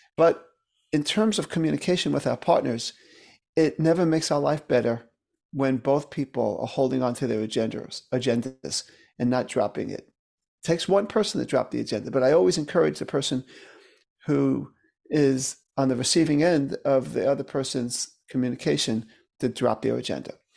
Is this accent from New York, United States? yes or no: yes; New York City, New York, United States; I grew up in Brooklyn, New York